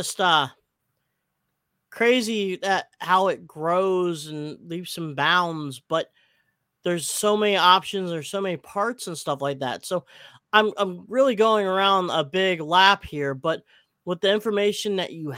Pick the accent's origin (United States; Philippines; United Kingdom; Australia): Philippines; I'm Filipino